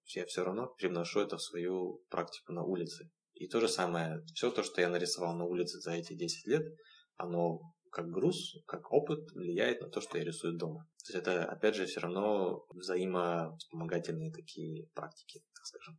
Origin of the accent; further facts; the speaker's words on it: Vladivostok, Primorsky Krai, Russia; Я родом из города Владивостока, где и начал рисовать в 2006 году